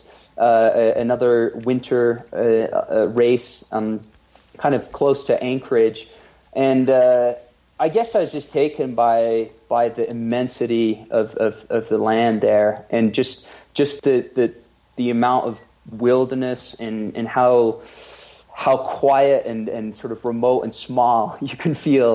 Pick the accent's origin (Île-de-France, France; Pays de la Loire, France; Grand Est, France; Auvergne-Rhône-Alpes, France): Pays de la Loire, France; Nantes; moved away as an adult; also born or lived in Oxford, England / Spain; now in Gold Hill, United States; I grew up in Nantes, which is on the West Coast.